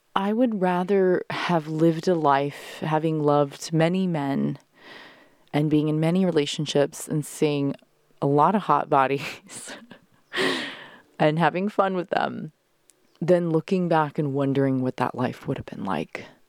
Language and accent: English; Carlsbad, California, United States; moved away; it's my hometown, bitches. I grew up here, went to Carlsbad High